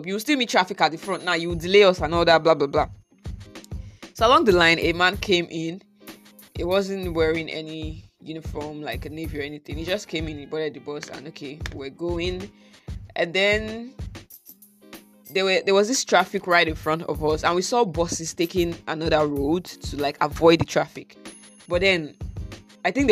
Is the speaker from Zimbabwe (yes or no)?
no; Nigeria; my everyday experience as a Nigerian